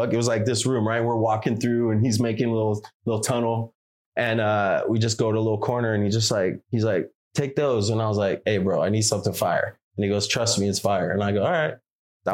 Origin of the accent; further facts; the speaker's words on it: Sacramento, California, United States; also born or lived in San Francisco Bay Area; I'm from Sac. I grew up in Sac. I moved to the Bay when I was 19.